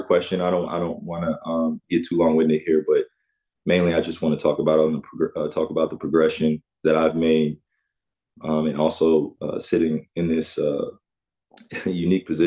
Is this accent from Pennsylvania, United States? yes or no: no; West Orange, New Jersey, United States; my experience of growing up in West Orange, New Jersey, in Jersey in general, New York